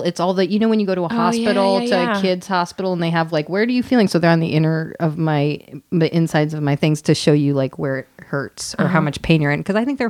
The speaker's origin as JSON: {"language": "English", "town": "New York City", "region": "New York", "country": "United States", "tie": "born or raised there", "said": "growing up in New York City"}